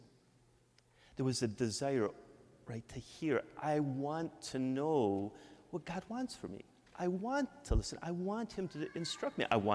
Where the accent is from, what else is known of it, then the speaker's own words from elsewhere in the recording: Michigan, United States; accent: Midwestern; moved away as an adult; also born or lived in Mexico; now in Yonkers, United States; I'm from Michigan. I can't hide my Midwestern accent